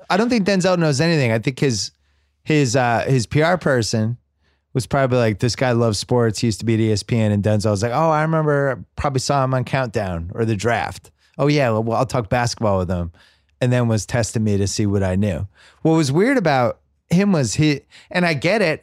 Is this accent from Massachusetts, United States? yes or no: yes; Massachusetts, United States; growing up in Massachusetts